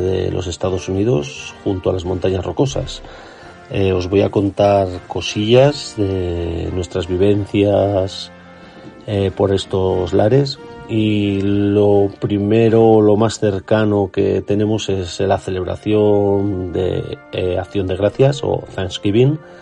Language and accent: Spanish; Zaragoza, Aragon, Spain; now in Utah, United States; de Zaragoza, pero actualmente estoy viviendo en Utah